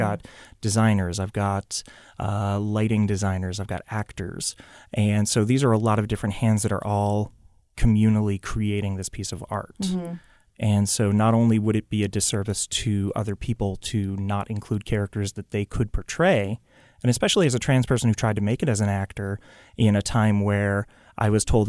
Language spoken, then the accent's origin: English; Chelmsford, Massachusetts, United States; Grew up in Massachusetts. {S3} Okay. {S5} Specifically Chelmsford, if anybody knows where that is, but I doubt it.